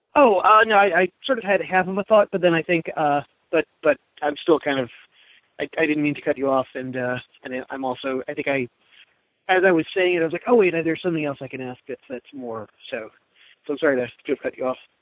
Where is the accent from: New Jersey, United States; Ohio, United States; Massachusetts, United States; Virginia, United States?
New Jersey, United States; Jersey Shore; now in Seattle, United States; my hometown because I still have a lot of friends and family there